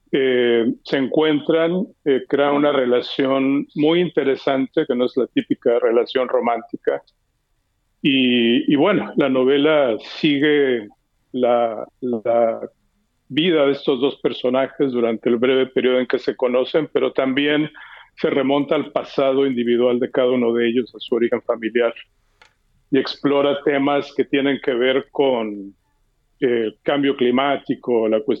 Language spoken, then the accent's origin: Spanish; Mexico; moved away; los que se van o los que nos vamos, yo me fui de México hace 35 años